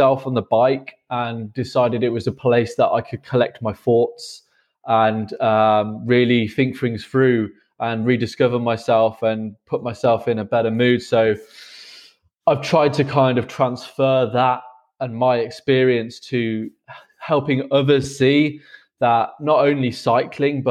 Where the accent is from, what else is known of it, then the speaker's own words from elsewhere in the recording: England, United Kingdom; moved away as an adult; now in Berlin, Germany; I'm currently based in Berlin, but I am from England.